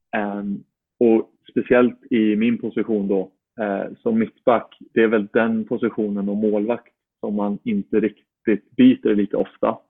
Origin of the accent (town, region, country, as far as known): Uppsala, Uppsala County, Sweden; born or raised there; moved away as an adult; now in Florida, United States